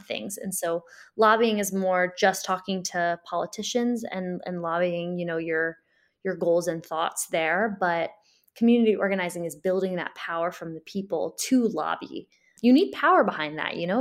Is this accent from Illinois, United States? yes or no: yes; Springfield, Illinois, United States; I grew up in Springfield and we know Springfield is one of the most segregated cities in the Midwest